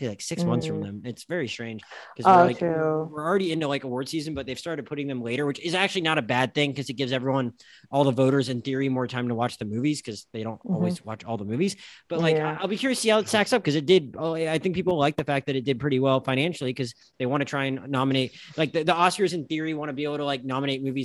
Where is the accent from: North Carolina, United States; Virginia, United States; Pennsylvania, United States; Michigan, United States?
Pennsylvania, United States; Philadelphia; my hometown